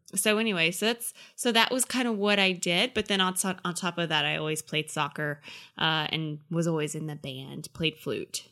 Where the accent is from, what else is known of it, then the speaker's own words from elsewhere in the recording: Effingham, Georgia, United States; I grew up in a podunk country town called Effingham, Georgia